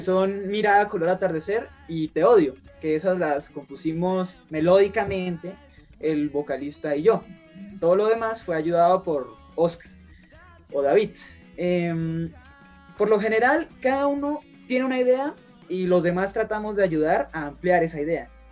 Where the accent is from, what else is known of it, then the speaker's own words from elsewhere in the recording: Sogamoso, Boyacá, Colombia; nosotros somos de Colombia. Eh, nos encontramos en un departamento que es, eh, se llama Boyacá y nuestra ciudad o nuestro pueblo se llama Sogamoso